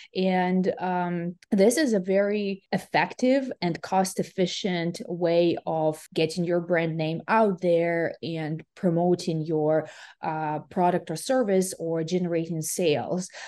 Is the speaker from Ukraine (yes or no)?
yes; Ukraine; now in West Coast, United States; I'm originally from Ukraine